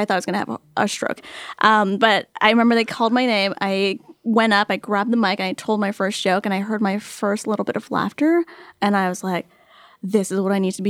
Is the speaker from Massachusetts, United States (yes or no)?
no; New York City, New York, United States; moved away; also born or lived in Canada; I'm a dual citizen. I was born and raised in New York.